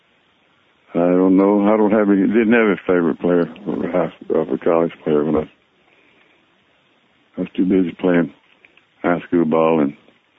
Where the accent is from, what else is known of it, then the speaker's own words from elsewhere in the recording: Fort Worth, Texas, United States; moved away as an adult; also born or lived in Detroit; born and raised in Fort Worth, Texas